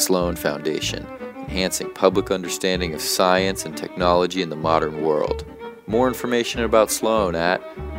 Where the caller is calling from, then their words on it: Reykjavik, Capital Region, Iceland; I'm calling from Reykjavik, Iceland, where about half the country believes in elves.